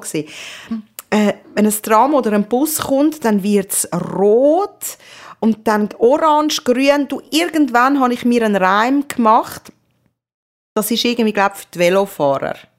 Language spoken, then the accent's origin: German; Zurich, Switzerland; moved away; ich bin verdammt nochmal da aufgewachsen